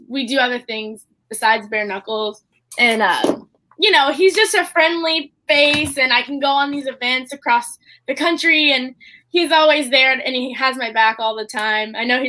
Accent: Central Florida, United States; also born or lived in Tampa, Florida; Yeah, I'm from Central Florida. I've lived in Tampa for about like 10 years. So that's where I live now.

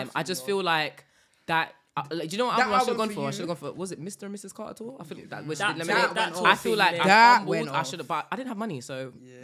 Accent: United Kingdom; me, I'm black British.

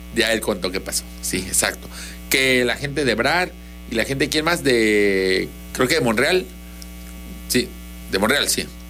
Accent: Tabasco, Mexico; somos tabasqueños

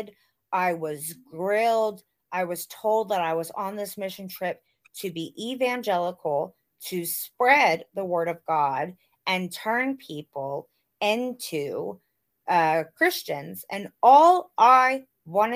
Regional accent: the South, United States; growing up in the South, and I went to school, I went to like an all-black school in elementary school, because where I grew up was still segregated.

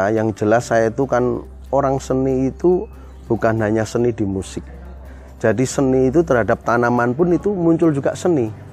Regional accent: Semarang, Central Java, Indonesia; SD semua di Semarang

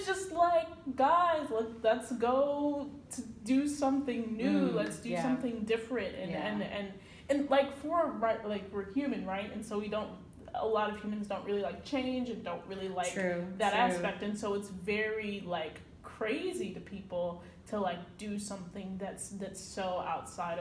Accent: United States; moved away; I'm an American

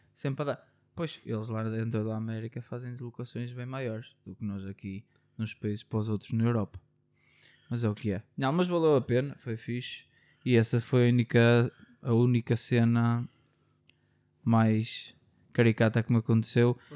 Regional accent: Portugal; como bons tugas que somos

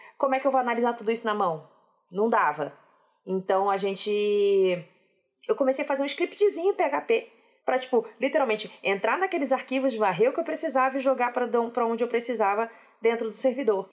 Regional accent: Rio de Janeiro, Brazil; eu sou carioca e não dá para esconder isso

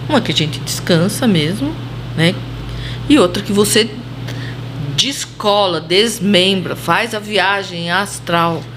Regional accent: Monte Alto, São Paulo, Brazil; accent: caipira; Monte Alto, a cidade do dinossauro, e aqui nós somos caipiras, né? Caipira do estado de São Paulo

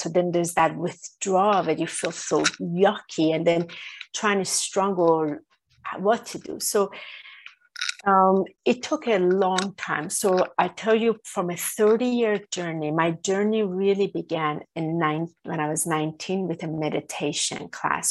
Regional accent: Iran; I was born in Iran.

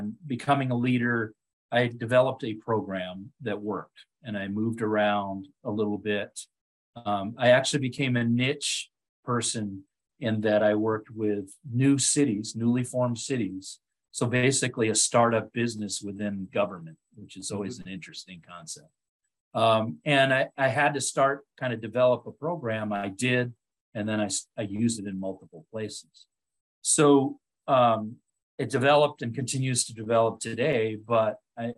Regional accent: Otego, New York, United States; moved away as an adult; also born or lived in Washington State; my hometown of Otigo, New York

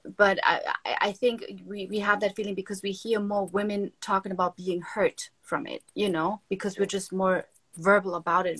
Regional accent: Germany; moved away as an adult; now in Miami, United States; growing up in Germany, I grew up like in a nice household

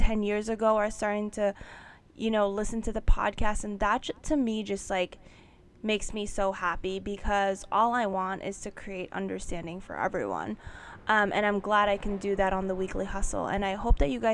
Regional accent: New York, United States; I'm born and raised in New York

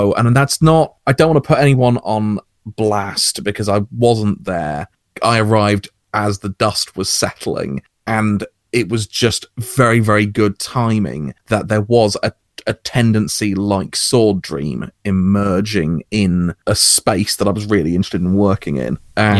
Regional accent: United Kingdom; I'm British OSR to my bones, so I had a different kind of experience of old school gaming

